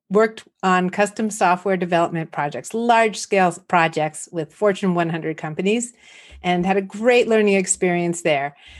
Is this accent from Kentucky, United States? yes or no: no; Los Angeles, California, United States; also born or lived in New Jersey / Santa Barbara / Indiana / New York City; I'm here in Los Angeles, And I was born in New Jersey, but raised here in the San Fernando Valley